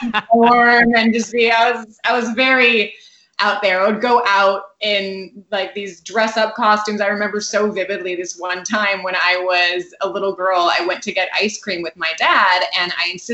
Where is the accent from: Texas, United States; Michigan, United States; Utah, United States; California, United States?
California, United States; Morgan Hill; also born or lived in San Jose; I grew up in Morgan Hill, which is about a half hour south of San Jose, but I also kind of grew up in San Jose